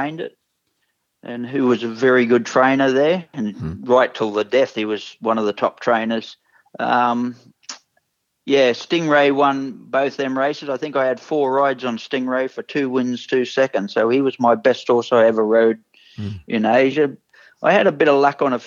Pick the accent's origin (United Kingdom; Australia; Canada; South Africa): Australia; Cairns, Queensland; my hometown, actually, from Cairns